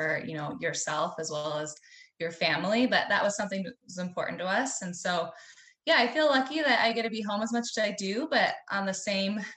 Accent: Southwest Montana, United States; born and raised in Southwest Montana, fourth generation on a registered Hereford operation there

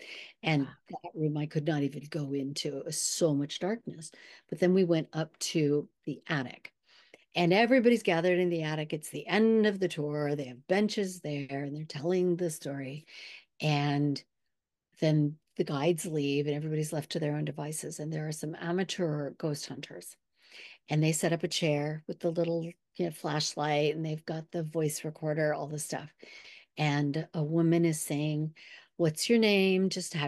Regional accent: California, United States; I grew up in Southern California after years old.

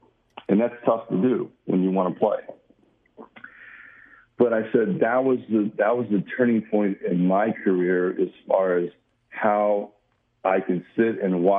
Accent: Southern California, United States; the California Angels, you know, my hometown, you know, 25 minutes from the stadium.

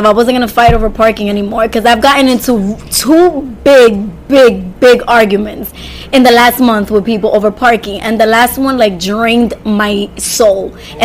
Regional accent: New York City, New York, United States; accent: Dykeman accent; not Washington Heights, Dykeman. Inwood

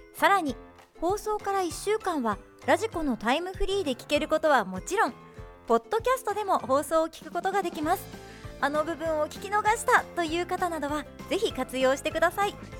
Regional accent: Shonai, Yamagata, Japan; 庄内生まれ庄内育ちなので

